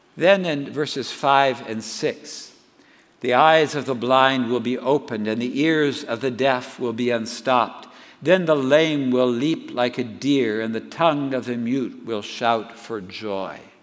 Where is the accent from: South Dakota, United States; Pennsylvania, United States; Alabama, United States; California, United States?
California, United States; Southern; I grew up in Southern California